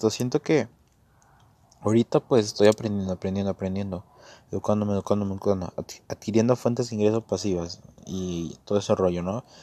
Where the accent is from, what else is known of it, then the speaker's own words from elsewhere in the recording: Mexico; creo que lo voy a hacer en la Bolsa Mexicana de Valores, pues porque yo soy de México, es un terreno conocido